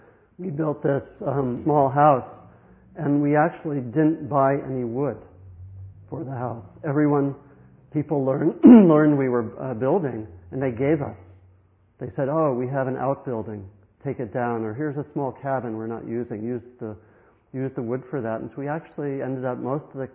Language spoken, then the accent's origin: English; Maryland, United States; When I grew up in Maryland